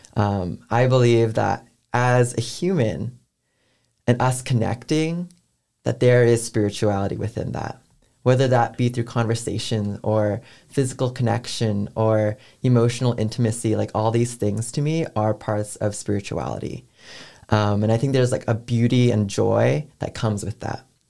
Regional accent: San Francisco Bay Area, California, United States; moved away as an adult; now in Atlanta, United States; I'm from San Francisco Bay Area

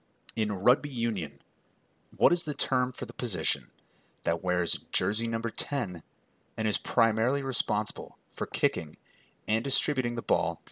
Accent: Minneapolis, Minnesota, United States; I am actually from Minneapolis, born and raised here

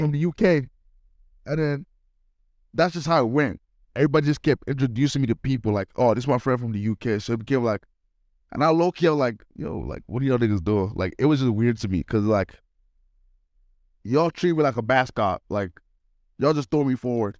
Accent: Nigeria; moved away; also born or lived in United Kingdom; I'm a Nigerian

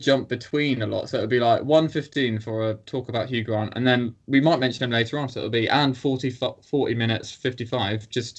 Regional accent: Frome, South West England, United Kingdom; we are fairly local to Froome

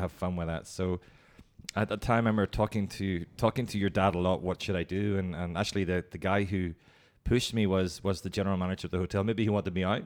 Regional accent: Ireland; moved away as an adult; also born or lived in Hong Kong / Singapore / Bangkok; Irish, and I'm, I'm, very proud of being Irish, and I love going home.

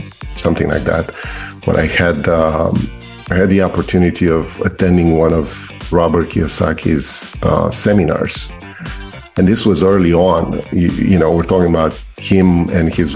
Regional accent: Romania; English is a second language; moved away as an adult; now in Maryland, United States; I'm an immigrant from Romania. I came here when I was 28 years old

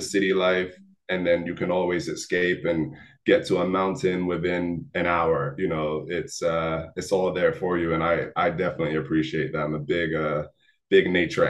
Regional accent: Atlanta, Georgia, United States; I came from Atlanta where things were a little slower.

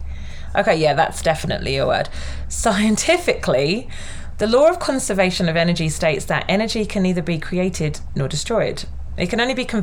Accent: United Kingdom; I'm British

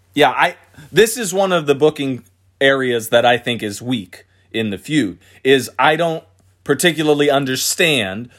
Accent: Philadelphia, Pennsylvania, United States; moved away; I'm from Philadelphia, Pennsylvania originally

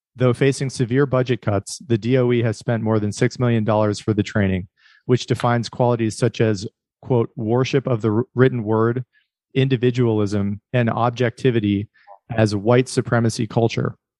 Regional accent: Erie, Pennsylvania, United States; I grew up in Pennsylvania too. Um, I'm from Erie

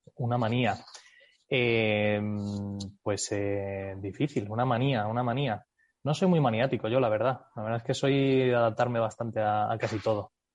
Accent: United States; born or raised there; moved away as an adult

